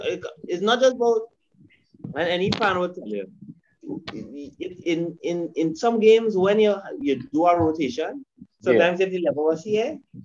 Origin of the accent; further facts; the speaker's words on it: Trinidad & Tobago; As a Trinidadian